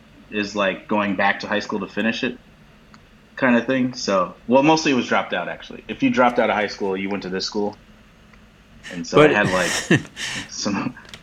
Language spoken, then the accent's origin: English; Chicago, Illinois, United States; moved away; also born or lived in New York; I'm from Chicago originally